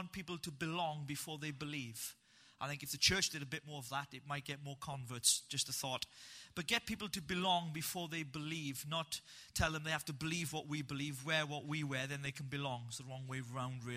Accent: Wales, United Kingdom; I'm a proper Welshman

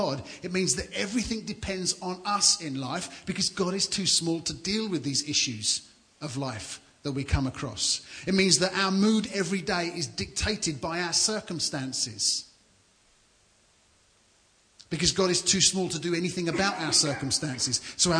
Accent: London, United Kingdom; moved away as an adult; also born or lived in Banbury, Oxfordshire; now in Suffolk, United Kingdom; And I grew up in London, so I'm a townie, I'm a city guy

